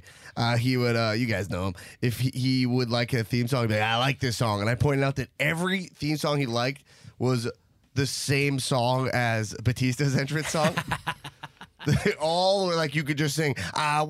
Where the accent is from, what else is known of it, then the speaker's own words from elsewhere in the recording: New York City, New York, United States; in my hometown of New York City